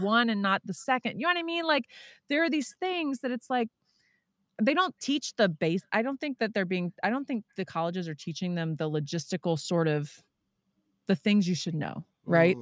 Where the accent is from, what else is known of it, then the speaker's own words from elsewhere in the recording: Texas, United States; moved away; I'm from Texas originally.